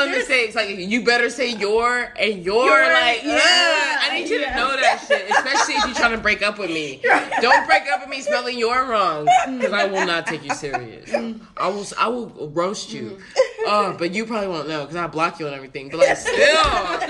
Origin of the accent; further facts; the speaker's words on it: United States; as an American.